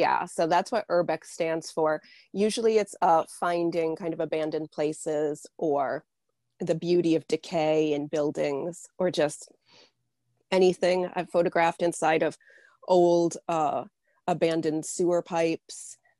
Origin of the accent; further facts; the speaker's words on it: New Hampshire, United States; born there; also born or lived in Midwest; Yeah, I was born in New Hampshire. I spent about 10 or 12 years in the Midwest, and now I'm back in New Hampshire.